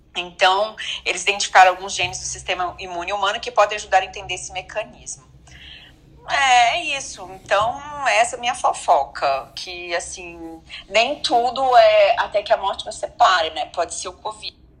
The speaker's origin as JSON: {"language": "Portuguese", "region": "Minas Gerais", "country": "Brazil", "moved": "yes", "lives_now": "São Paulo, Brazil", "said": "lá em Minas, que eu sou mineira também, eu sou mineira"}